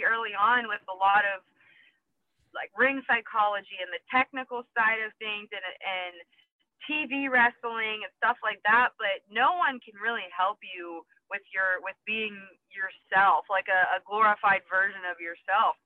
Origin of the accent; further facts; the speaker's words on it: Pittsburgh, Pennsylvania, United States; I'm from Pittsburgh, so I call it pop